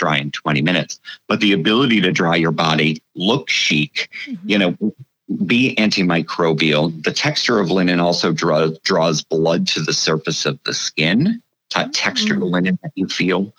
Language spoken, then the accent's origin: English; United States; I, as an American, have lived that way my whole life